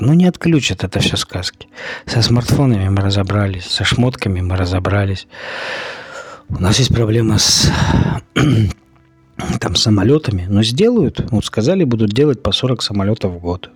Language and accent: Russian; Russia; Мы живем в России, и у нас преобладающее население белое